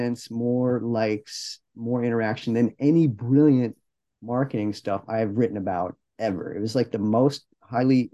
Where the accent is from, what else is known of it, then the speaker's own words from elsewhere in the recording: Detroit, Michigan, United States; I'm from Detroit. I'm not from California, but growing up in the 70s